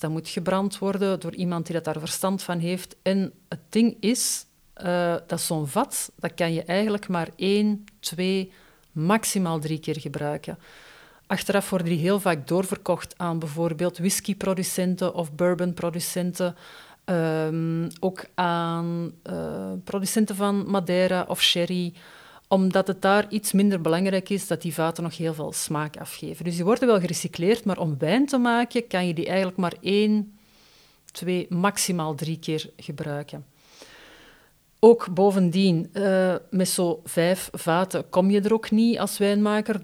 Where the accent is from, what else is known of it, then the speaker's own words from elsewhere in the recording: Brussels, Brussels-Capital Region, Belgium; bij ons in Brussel